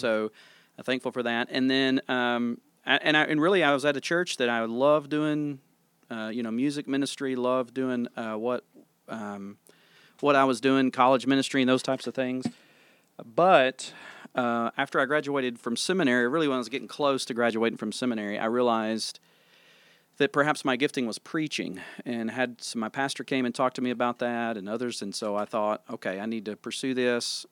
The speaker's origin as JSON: {"language": "English", "region": "Tennessee", "country": "United States", "tie": "born or raised there", "moved": "as an adult", "lives_now": "Sikeston, United States", "said": "I was born and raised in Tennessee"}